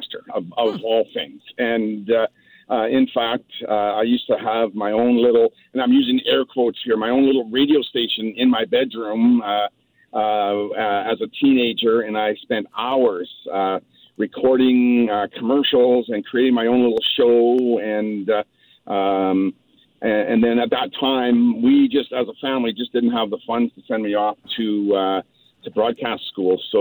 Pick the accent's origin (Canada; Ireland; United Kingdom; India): Canada; Chilliwack, British Columbia; I grew up in Chilliwack and graduated from high school in Chilliwack.